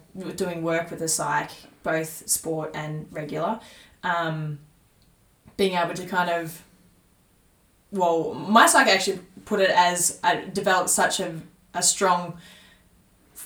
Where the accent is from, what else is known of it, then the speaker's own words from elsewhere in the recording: Tallygaroopna, near Mooroopna/Shepparton, Victoria, Australia; moved away; I grew up on a farm in Talamba